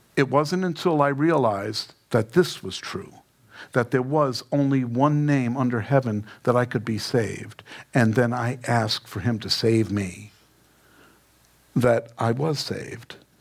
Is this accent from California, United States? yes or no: no; New York City, New York, United States; I grew up in Queens